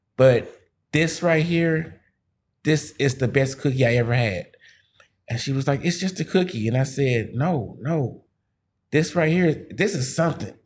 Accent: Missouri, United States; I'm from the Show Me State

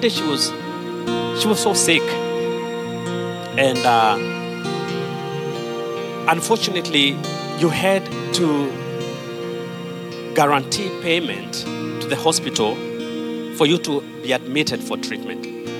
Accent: Kenya; now in United States; I was born and raised in Kenya

